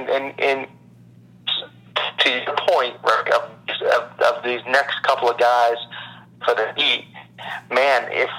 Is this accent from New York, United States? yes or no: no; Massachusetts, United States; I'm from Massachusetts and I'm a Celtics fan